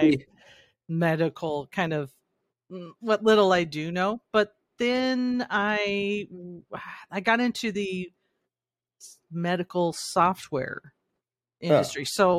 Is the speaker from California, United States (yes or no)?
yes; Shasta, Northern California, United States; I grew up in Shasta